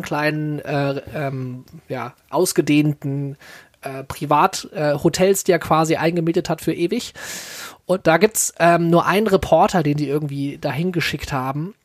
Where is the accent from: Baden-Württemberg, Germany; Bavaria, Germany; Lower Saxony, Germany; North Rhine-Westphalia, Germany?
North Rhine-Westphalia, Germany; Solingen; hier in meiner Heimatstadt.